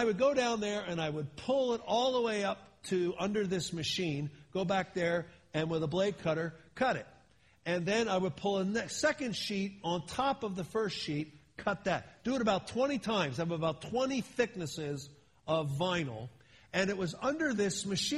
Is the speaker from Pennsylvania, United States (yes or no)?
yes; Philadelphia, Pennsylvania, United States; moved away as an adult; also born or lived in Miami, Florida; now in California, United States; I've been in California now since 1980, a long time, but I grew up back east. I grew up in Philadelphia